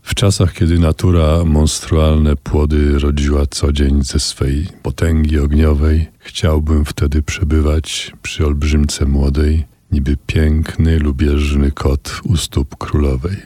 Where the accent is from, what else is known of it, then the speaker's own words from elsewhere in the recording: Kielce, Świętokrzyskie Voivodeship, Poland; moved away as an adult; całe moje dzieciństwo w Kielcach do 17 roku życia